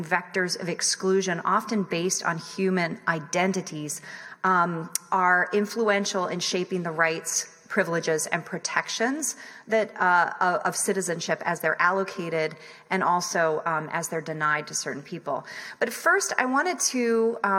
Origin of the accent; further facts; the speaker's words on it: southwestern Virginia, United States; I grew up mostly in the South, and I grew up around guns. I lived most of my young life in Virginia, in southwestern Virginia primarily